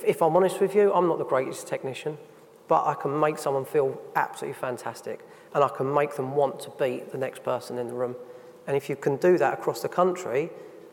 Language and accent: English; United Kingdom; us as British people